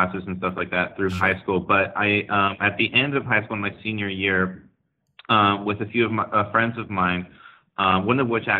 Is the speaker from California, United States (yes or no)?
yes; Santa Clara, California, United States; I was born and raised in Silicon Valley, actually in Santa Clara, California.